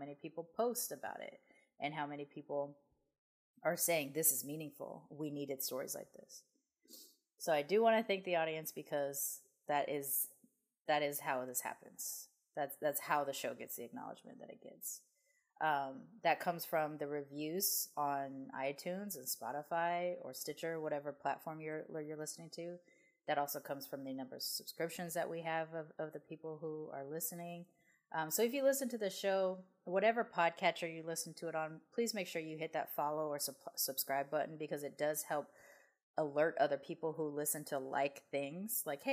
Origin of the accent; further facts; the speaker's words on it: United States; they saw me as an American